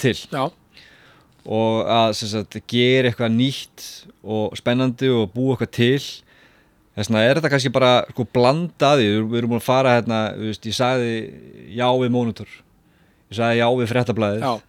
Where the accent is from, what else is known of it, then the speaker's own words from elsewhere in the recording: Selfoss, Southern Region, Iceland; ég er alltaf frá Selvfósi